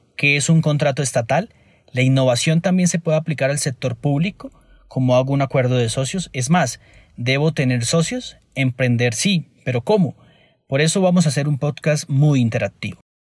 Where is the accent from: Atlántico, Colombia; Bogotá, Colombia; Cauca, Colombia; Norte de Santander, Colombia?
Norte de Santander, Colombia; Cúcuta; now in Bogotá, Colombia; Nací en Cúcuta y vivo en Bogotá ya hace un par de años.